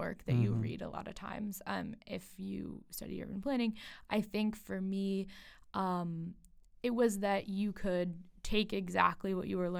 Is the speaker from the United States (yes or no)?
yes; Evanston, Illinois, United States; moved away as an adult; now in Boston, United States; I'm from Evanston, Illinois, where, right outside of Chicago.